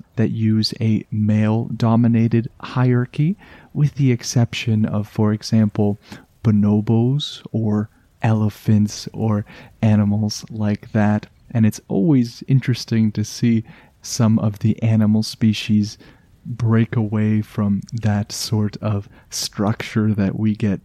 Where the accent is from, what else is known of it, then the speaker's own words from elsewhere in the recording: Canada; I am just a Canadian in my little bubble of always cold